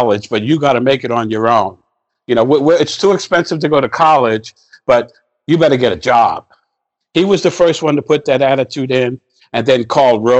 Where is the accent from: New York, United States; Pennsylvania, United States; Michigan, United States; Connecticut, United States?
New York, United States; New York City; I grew up in the South Bronx